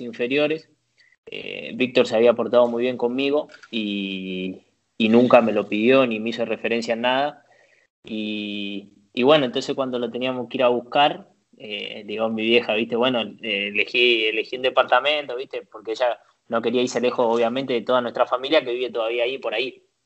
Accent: Sarandí, Buenos Aires Province, Argentina; moved away as an adult; also born or lived in Valencia, Spain; now in Italy; Yo nací en Sarandí, bueno, viví toda la vida hasta el día que, que me fui a Valencia

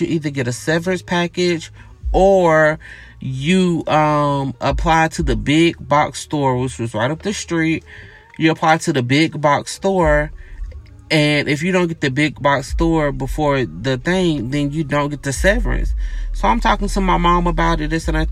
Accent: Gainesville, Georgia, United States; I grew up in a small town, right? I'm from Gainesville, Georgia, which is like north of Atlanta

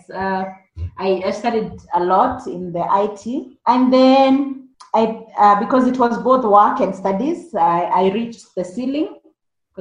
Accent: Kenya; I grew up in the rural Kenya in a village called Kariara

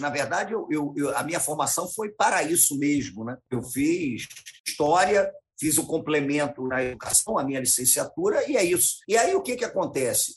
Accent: Rio de Janeiro, Brazil; Eu morei sempre no Rio de Janeiro, eu nasci no Rio de Janeiro.

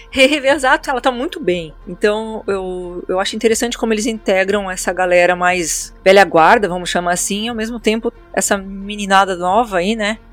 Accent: Santa Maria, Rio Grande do Sul, Brazil; sou de Santa Maria, no Rio Grande do Sul

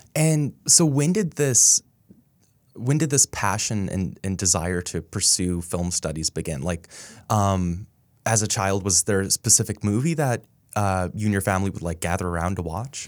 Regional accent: Dallas, Texas, United States; born or raised there

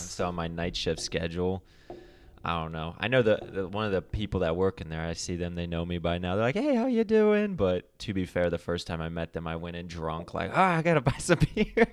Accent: Akron, Ohio, United States; moved away; I'm from Akron, so it's like the I guess, opposite side of Ohio

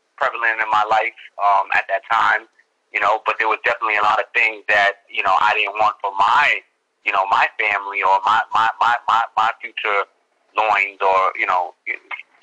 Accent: New York City, New York, United States; I'm from the Bronx, New York City. Yeah, my whole life, born and raised

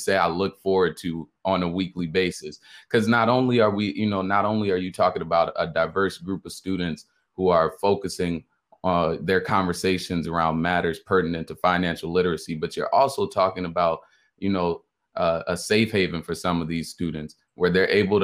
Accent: Chicago, Illinois, United States; also born or lived in Atlanta, Georgia (Morehouse College); originally from Chicago, Illinois, attending the illustrious Morehouse College. So, you know, I was born in Chicago, moved out, you know, to the suburbs early on in my life. Spent a long time out here in the burbs

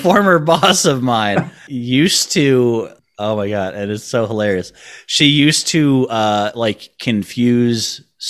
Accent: New York, United States; I'm a New Yorker born and raised, so there was a fair bit of culture shock going on.

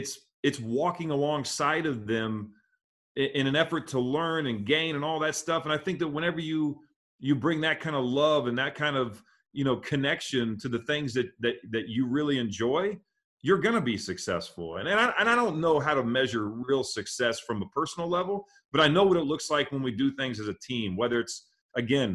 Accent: Midwest, United States; I'm a kid growing up in the Midwest

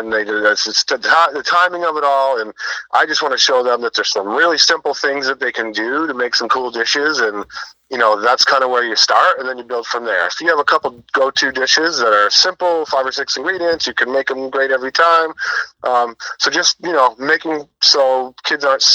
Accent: Hinsdale, New Hampshire, United States; moved away; I'm on my way to my hometown of Hinsdale, New Hampshire

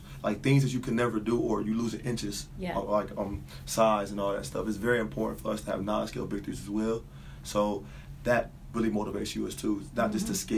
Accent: Lorain, Ohio, United States; also born or lived in Mississippi; I grew up in Lorain, Ohio

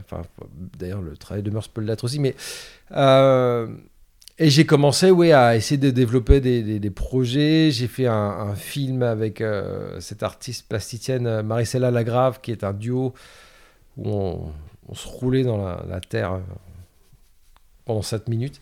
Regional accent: Caen, Normandy, France; moved away; also born or lived in New York; j'ai grandi à Caen, en Normandie, euh, dans les années quatre-vingts

